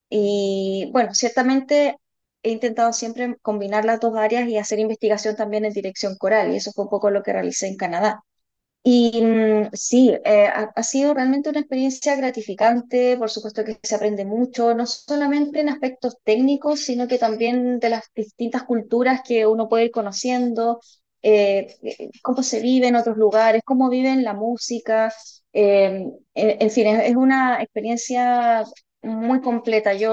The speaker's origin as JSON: {"language": "Spanish", "town": "Melipilla", "region": "Santiago Metropolitan Region", "country": "Chile", "lives_now": "La Serena, Chile", "said": "yo en realidad yo soy de Melipilla originalmente, de la zona central de la región metropolitana."}